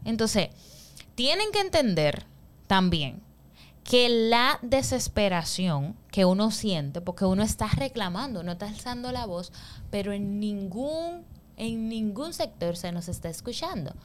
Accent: San Pedro de Macorís, Dominican Republic; Nosotros que somos de San Pedro

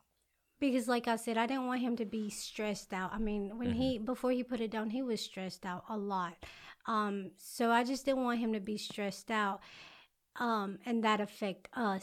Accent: Alabama, United States; also born or lived in Mexico; I was raised in Alabama, but I was born in Mexico.

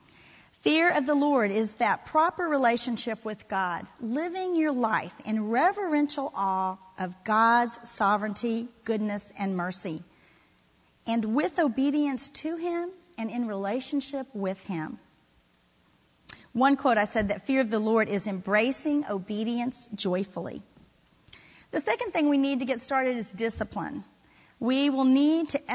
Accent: Florida, United States; moved away; I'm from Florida. I got here a little late. I'm a transplant.

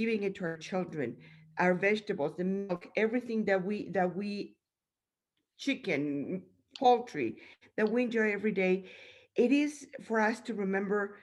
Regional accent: Mexico; now in United States; I grew up in Mexico

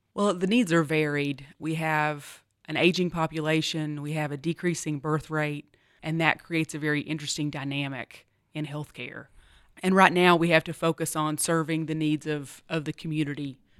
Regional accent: Appalachian College of Pharmacy hometown, Virginia, United States; moved away as an adult; also born or lived in Tennessee; was recruited away from my law practice, um, back to my hometown to help start the Appalachian College of Pharmacy

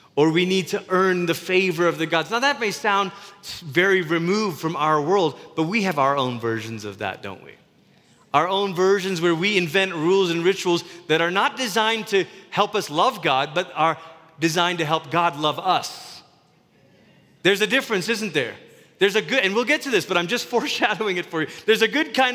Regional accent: Malaysia; Growing up in Malaysia

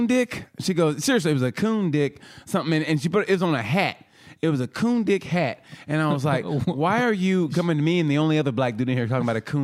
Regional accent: Oklahoma, United States; when we grew up in Oklahoma, had them little kid parties and shit in school

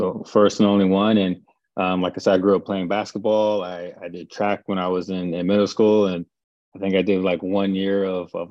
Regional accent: Palmdale, California, United States; moved away as an adult; I grew up in Palmdale, California, probably about an hour, 15 minutes north of Los Angeles

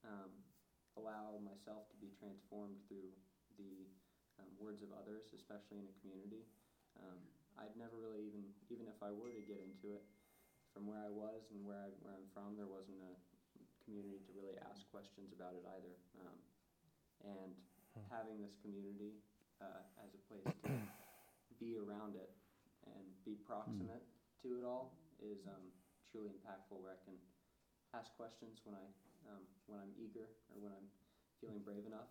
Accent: Chapel Hill, North Carolina, United States; now in Boone, United States; growing up in Chapel Hill

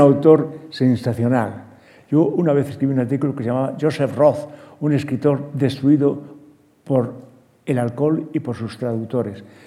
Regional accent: Larache, Tanger-Tetouan-Al Hoceima, Morocco; moved away; en Larache, donde yo nací

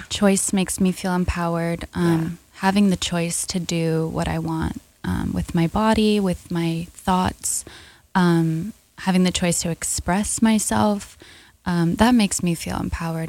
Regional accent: New York, United States; growing up in America in the public school system

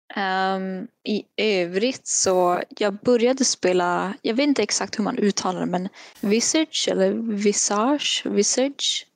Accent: Kiruna, Norrbotten County, Sweden; now in Västerbotten, Sweden; jag kommer ju ändå från Kiruna så att jag kan ju fortfarande prata med Filmpool Nord om jag vill det. Eller Film i Västerbotten vart jag bor nu.

